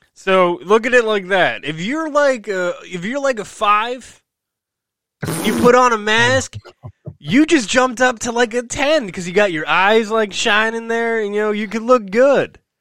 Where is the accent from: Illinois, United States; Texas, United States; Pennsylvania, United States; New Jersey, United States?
New Jersey, United States; in my home state of New Jersey here.